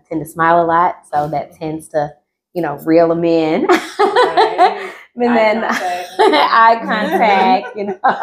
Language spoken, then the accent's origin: English; LaGrange, Georgia, United States; now in Atlanta, United States; originally from LaGrange, Georgia